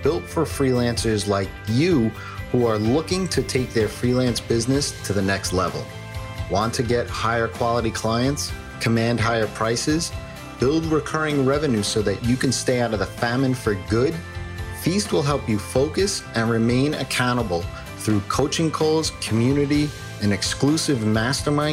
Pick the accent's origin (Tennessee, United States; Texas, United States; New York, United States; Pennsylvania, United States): New York, United States; accent: New York; I got my New York accent.